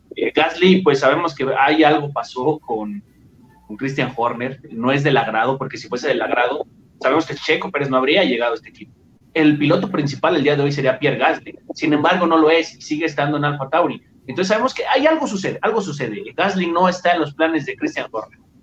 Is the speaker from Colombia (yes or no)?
no; Mexico; a nosotros como, mexicanos